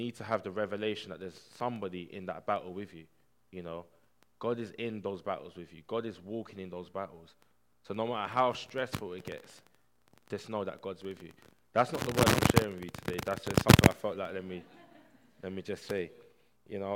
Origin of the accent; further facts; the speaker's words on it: Barking, London, United Kingdom; I grew up in Barking Estate, which was one of the poorest estates in the UK, Hart's Lane.